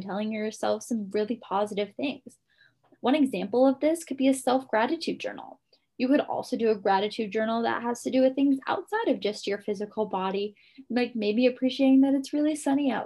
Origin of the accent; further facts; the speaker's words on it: Guam; moved away; I'm from Guam originally